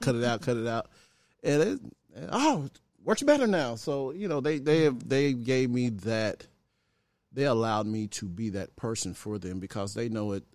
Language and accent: English; Pine Bluff, Arkansas, United States; also born or lived in Chicago, Illinois; my mom was from Arkansas, so we went back from Chicago to Arkansas, Chicago to Arkansas till we finally ended up in Arkansas